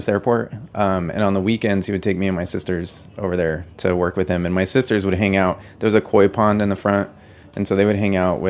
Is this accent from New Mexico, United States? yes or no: yes; Albuquerque, New Mexico, United States; moved away as an adult; also born or lived in Montpelier, Vermont / Bushwick, New York; now in New York, United States; my hometown of Albuquerque